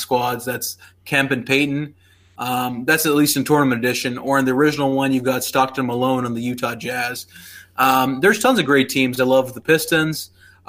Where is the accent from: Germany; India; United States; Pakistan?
Pakistan; moved away; I grew up in Pakistan